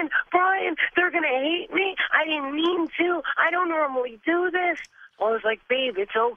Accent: Patchogue, New York, United States; I'm from Patchogue, Long Island, New York.

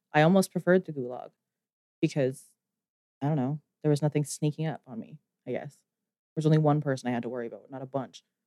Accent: Canada; me being Canadian

